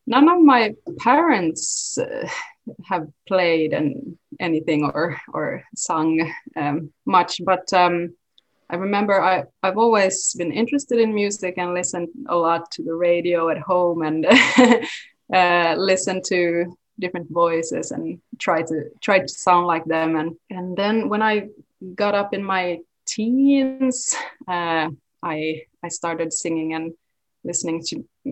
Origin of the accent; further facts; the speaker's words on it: Jakobstad, Ostrobothnia, Finland; first language Swedish; English is a second language; I'm now right outside my hometown, which is Pietarsaari, or Jakobstad in Swedish